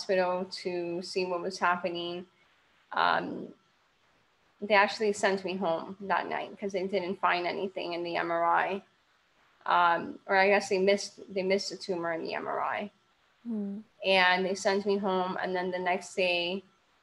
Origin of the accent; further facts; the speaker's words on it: Miami, Florida, United States; I am from Miami, Florida.